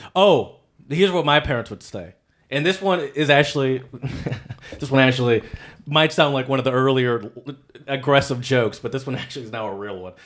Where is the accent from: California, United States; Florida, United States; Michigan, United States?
Michigan, United States; I'm from Michigan